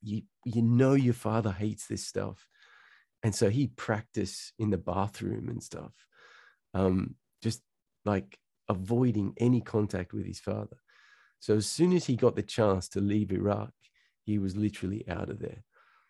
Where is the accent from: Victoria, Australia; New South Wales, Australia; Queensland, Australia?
New South Wales, Australia; Central Coast; also born or lived in Sydney; Okay. So born and raised in Sydney, Australia. Born in Hornsby, but then we moved pretty quickly to the Central Coast. So I kind of grew up, you know, if you can imagine Home and Away.